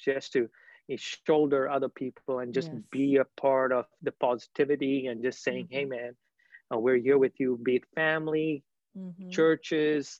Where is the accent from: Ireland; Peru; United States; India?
India; Kolkata, West Bengal; I was born and raised in Calcutta, India. I still have family there. Grew up in the beautiful city.